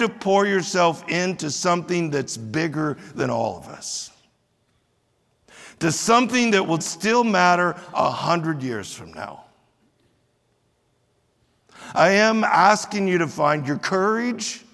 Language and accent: English; United States; we as American Christians